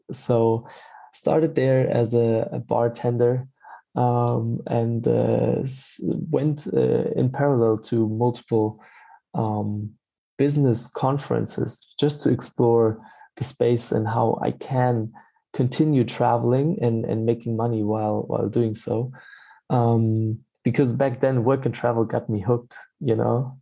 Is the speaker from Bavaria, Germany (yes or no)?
no; Stuttgart, Baden-Württemberg, Germany; moved away as an adult; also born or lived in Freiburg / Berlin; I'm from from Germany, born uh, in in Freiburg, and then uh, grown up in uh, the area of Stuttgart.